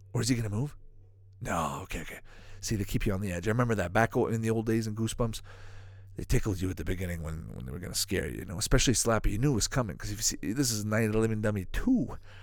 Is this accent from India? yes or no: no; Canada; I grew up in Canada